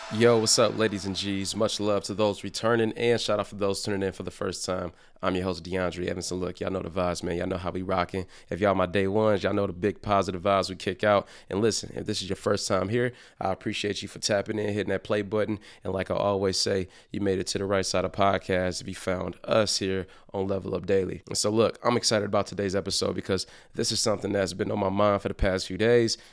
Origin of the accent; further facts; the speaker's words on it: Detroit, Michigan, United States; growing up in Detroit